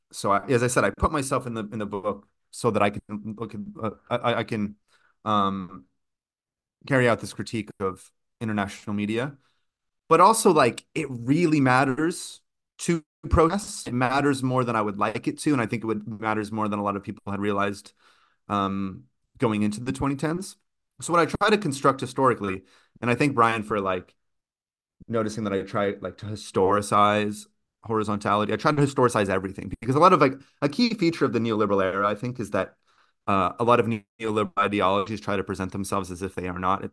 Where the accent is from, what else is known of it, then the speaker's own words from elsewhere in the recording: California, United States; moved away; also born or lived in Brazil; growing up in California